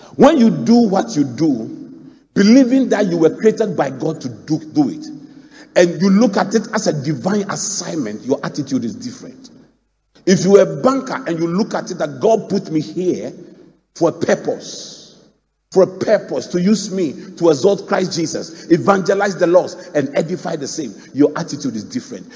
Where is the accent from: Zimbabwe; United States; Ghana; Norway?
Ghana; Mampong; my hometown, Mampong